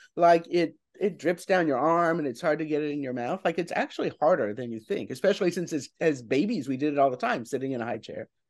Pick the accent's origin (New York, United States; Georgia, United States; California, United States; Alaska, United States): New York, United States; as a New Yorker